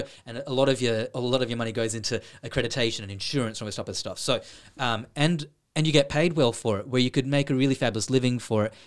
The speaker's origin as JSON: {"language": "English", "town": "Sydney", "region": "New South Wales", "country": "Australia", "tie": "born or raised there", "moved": "as an adult", "lives_now": "Ireland", "said": "I am from Sydney, Australia"}